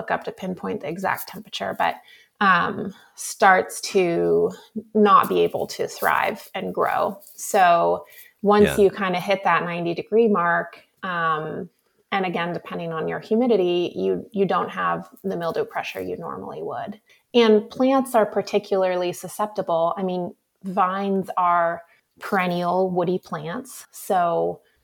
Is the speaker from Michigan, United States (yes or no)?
no; Sebastopol, California, United States; I grew up in Sebastopol in Sonoma County